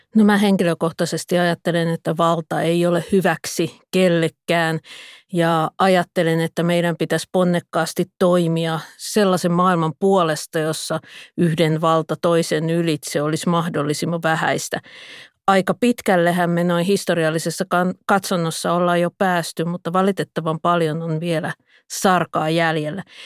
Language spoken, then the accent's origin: Finnish; Pispala, Pirkanmaa, Finland; parhaimmillaan lapsuudessani Pispalassa